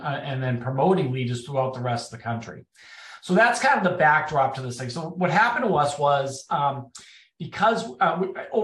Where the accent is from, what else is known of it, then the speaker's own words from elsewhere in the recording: Boston, Massachusetts, United States; moved away as an adult; now in Washington, D.C., United States; I'm from Boston, if you can't tell by my accent. I now live in Washington, D.C. area